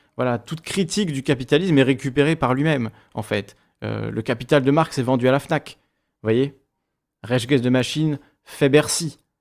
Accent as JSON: {"language": "French", "region": "Corsica", "country": "France", "said": "je suis corse"}